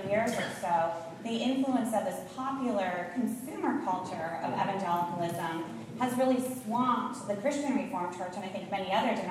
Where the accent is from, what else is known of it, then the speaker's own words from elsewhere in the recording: Iowa, United States; I grew up in a small town in Iowa with one bookstore